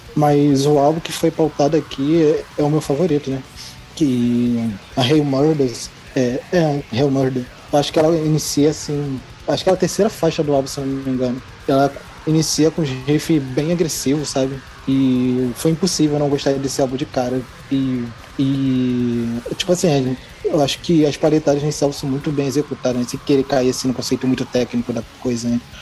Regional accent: Rio de Janeiro, Brazil; Sou do Rio de Janeiro.

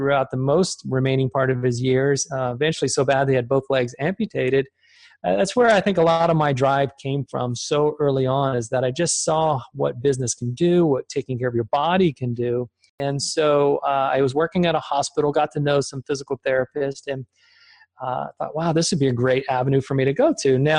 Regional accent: Richmond, Virginia, United States; also born or lived in Germany; I was born in Germany. We moved over to the United States when I was about 6 months old. My dad worked for a German company as an engineer and transplanted over to the States at a very early age. And grew up in Richmond, Virginia

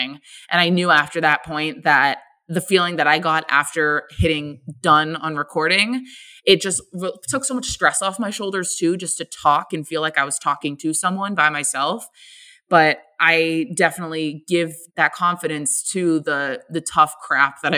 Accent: Boston area, Massachusetts, United States; moved away as an adult; now in Philadelphia, United States; I'm originally from Boston. So, I grew up in a little town about 45 minutes outside of the city, and lived there for about 18 years of my life

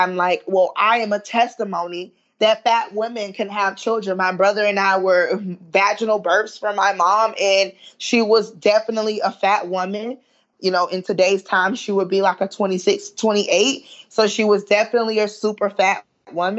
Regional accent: Southern, United States; accent: Southern Ebonics / African-American Vernacular English; first language Southern Ebonics (African-American Vernacular English); my first language is, you know, Southern Ebonics. And like, you know, I'm very proud of speaking African-American vernacular English

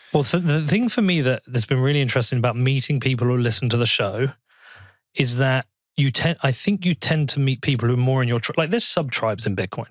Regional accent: Bedford, East of England, United Kingdom; in my hometown

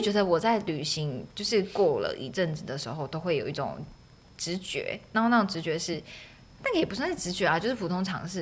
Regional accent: Taiwan; 记忆我的家乡或是记忆台湾

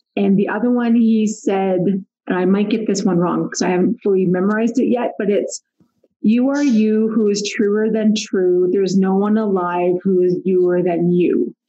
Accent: Pickering, Ontario, Canada; moved away as an adult; also born or lived in Ottawa, Ontario; now in Calgary, Canada; grew up near Toronto in Pickering

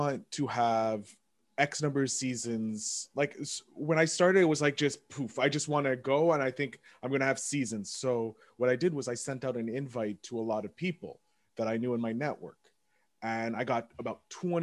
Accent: Canada; I'm from Canada

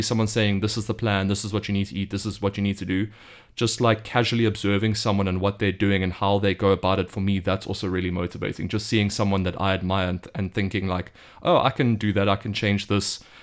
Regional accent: South Africa; moved away as an adult; now in Beijing, China; I'm from South Africa. I've just moved to Beijing just over a month ago

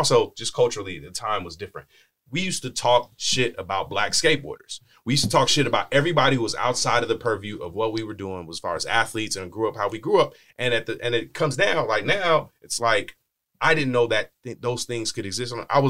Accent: Bakersfield, California, United States; I'm from Bakersfield. It's a small-minded place.

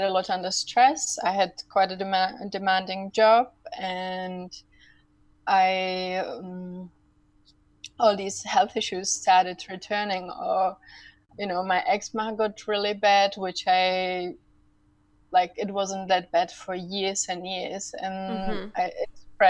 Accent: Czechia; moved away as an adult; I'm actually from the Czech Republic, so after I came back to the Czech Republic now almost 6 years ago

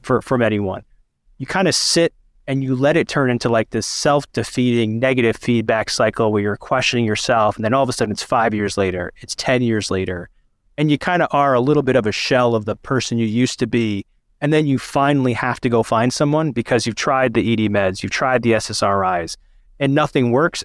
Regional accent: Pakistan; I'm a Pakistani man

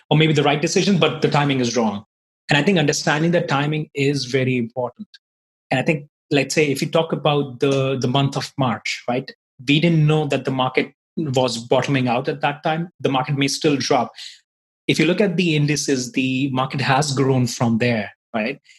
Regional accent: India; moved away as an adult; now in Ireland; I'm from basically from India, but I've been living in Ireland for the last nine years

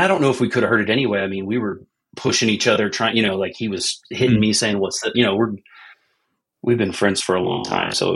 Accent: United States; growing up in America

